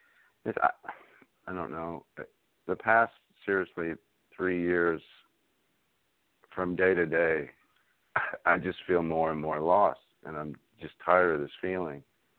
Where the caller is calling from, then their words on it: North Carolina, United States; I'm calling from North Carolina.